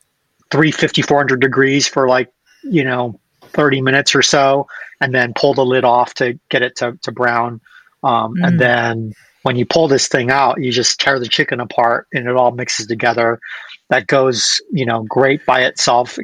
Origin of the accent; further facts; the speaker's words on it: United States; being American